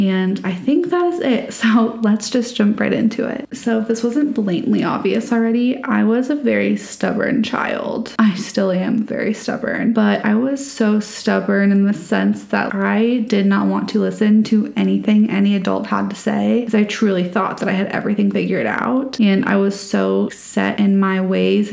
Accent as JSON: {"language": "English", "region": "Colorado", "country": "United States", "tie": "born or raised there", "said": "I grew up in Colorado"}